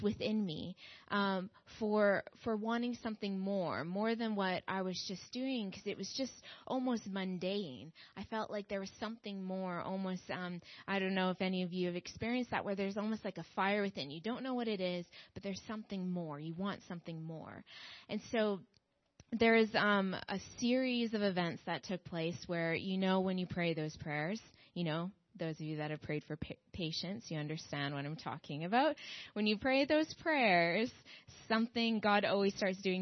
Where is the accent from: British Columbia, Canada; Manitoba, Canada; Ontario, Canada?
Manitoba, Canada; Minnedosa; moved away as an adult; also born or lived in Strathmore, Alberta; now in London, United Kingdom; I grew up in the Covenant Church in Minnedosa, Manitoba